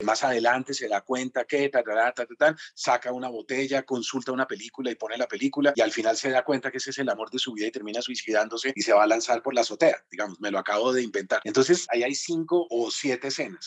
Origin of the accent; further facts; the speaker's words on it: Colombia; Jamás en mi vida había salido de Colombia